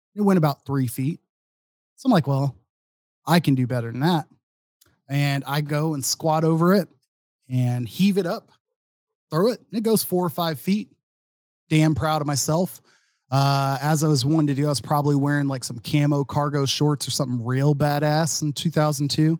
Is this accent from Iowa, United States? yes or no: no; Dallas, Texas, United States; moved away as an adult; also born or lived in Austin, Texas; now in Madison, United States; I'm from the Dallas, Fort Worth area